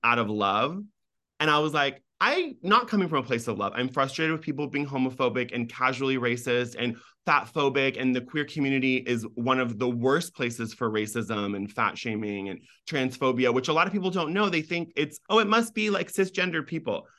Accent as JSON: {"language": "English", "country": "United States", "tie": "born or raised there", "accent": "no accent", "first_language": "Farsi", "said": "being an American with no accent, grow up in this country"}